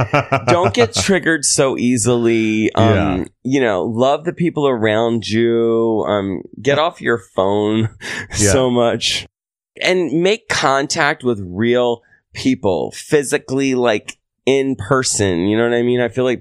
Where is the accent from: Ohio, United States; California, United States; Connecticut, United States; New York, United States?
New York, United States; New York City; I can't. Like, I'm a New Yorker.